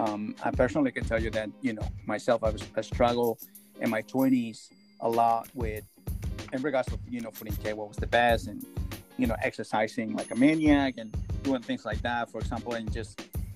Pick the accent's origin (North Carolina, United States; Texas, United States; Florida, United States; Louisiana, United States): Florida, United States; So, well, we are from Florida.